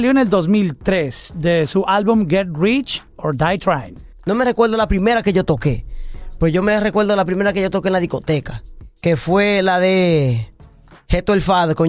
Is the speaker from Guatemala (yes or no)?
no; Dominican Republic; yo soy dominicano, de la República Dominicana, me gusta mucho la pelota, el béisbol